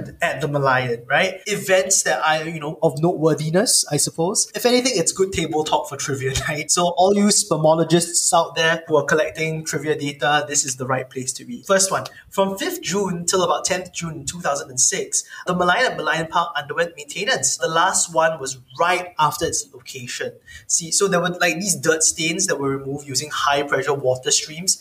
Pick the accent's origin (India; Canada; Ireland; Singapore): Singapore; as a Singaporean